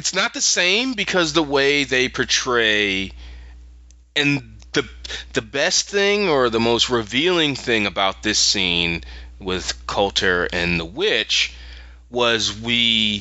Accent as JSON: {"language": "English", "town": "Philadelphia", "region": "Pennsylvania", "country": "United States", "moved": "yes", "said": "I'm from Philadelphia originally"}